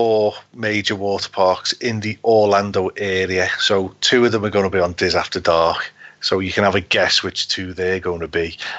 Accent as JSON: {"language": "English", "town": "Liverpool", "region": "North West England", "country": "United Kingdom", "said": "We're not British, Amanda. We're Scouse."}